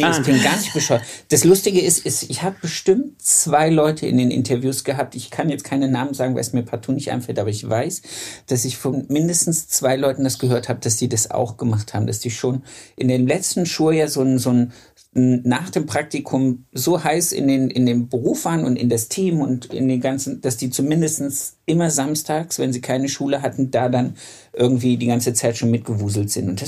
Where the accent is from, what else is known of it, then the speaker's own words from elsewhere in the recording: Harz, Germany; moved away as an adult; also ich bin ja aus dem Harz nach Hannover gegangen und habe dann da meine ersten Gesellenjahre gemacht.